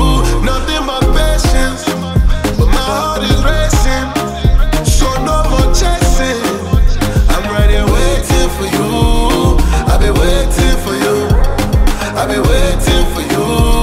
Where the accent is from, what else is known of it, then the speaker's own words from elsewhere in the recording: Nigeria; I've always like tell people like I'm Nigerian.